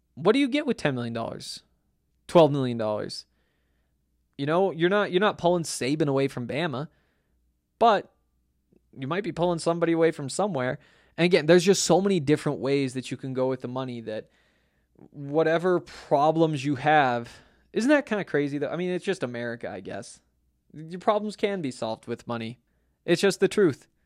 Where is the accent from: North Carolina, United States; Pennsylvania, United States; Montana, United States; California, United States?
Montana, United States; moved away; I grew up in Montana, I watched Montana football